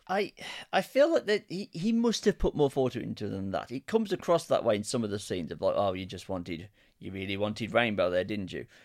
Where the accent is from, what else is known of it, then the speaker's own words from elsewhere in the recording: Birmingham, West Midlands, United Kingdom; accent: Ozzy Osbourne's (Brummie); even though it's my accent